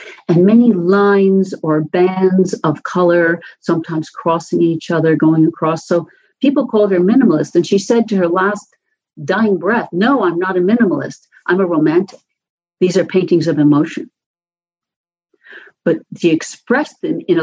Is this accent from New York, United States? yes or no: yes; New York City, New York, United States; when I was a kid growing up in New York City, my subway stop was a dusty, bare concrete and metal platform